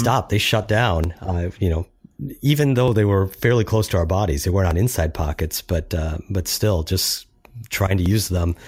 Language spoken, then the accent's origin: English; Minnesota, United States; as a Minnesotan